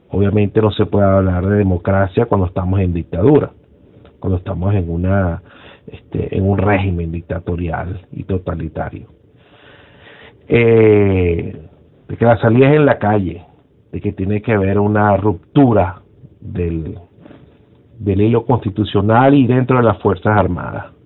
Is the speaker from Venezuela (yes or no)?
yes; Venezuela; lo único que nos une a nosotros, que somos, somos venezolanos y queremos lo mejor para Venezuela.